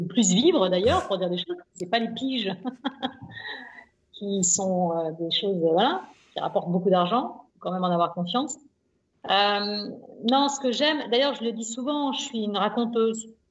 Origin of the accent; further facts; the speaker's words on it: Nantes, Pays de la Loire, France; je suis né à Nantes